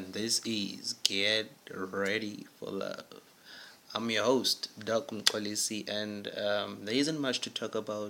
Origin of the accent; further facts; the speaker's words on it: Durban, KwaZulu-Natal, South Africa; now in Bloemfontein, South Africa; I'm originally from Durban, a beautiful city of Durban, South Africa